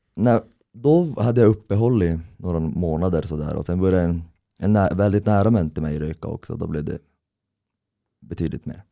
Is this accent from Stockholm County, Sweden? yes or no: no; Kiruna, Norrbotten County, Sweden; jag är uppvuxen här i Kiruna